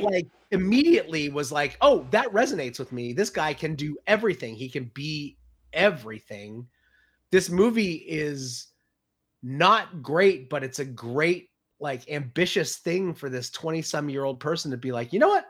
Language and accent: English; near Philadelphia, Pennsylvania, United States; I grew up near Philadelphia, um, like, forty-five minutes away from Philly in the seventies